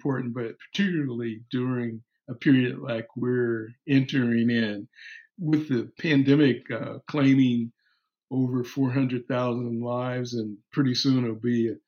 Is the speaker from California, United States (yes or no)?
yes; Los Angeles, California, United States; moved away; also born or lived in New York; my hometown, L.A.